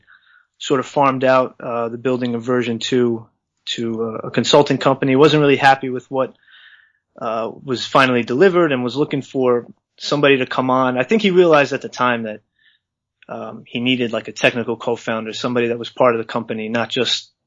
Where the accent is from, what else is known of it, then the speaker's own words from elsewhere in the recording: New York, United States; as a New Yorker